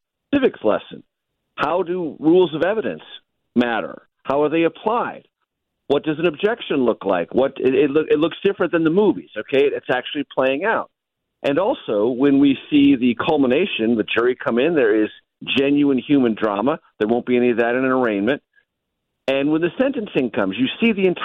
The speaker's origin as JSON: {"language": "English", "town": "San Diego", "region": "California", "country": "United States", "tie": "born or raised there", "said": "coming back from D.C. to my hometown"}